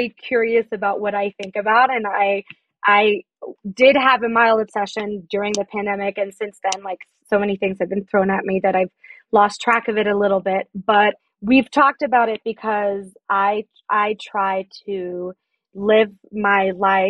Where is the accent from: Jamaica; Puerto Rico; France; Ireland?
France; moved away as an adult; now in United States; I'm French. I grew up in France and I moved to the States about like 7 years ago.